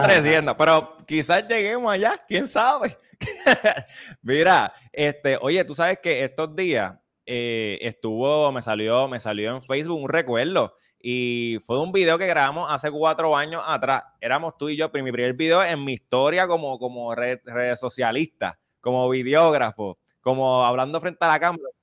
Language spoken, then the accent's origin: Spanish; Toa Alta, Puerto Rico; yo soy de Tobalta